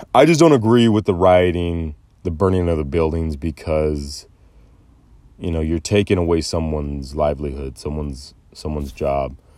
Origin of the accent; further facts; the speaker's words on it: United States; I was raised to be the all-American boy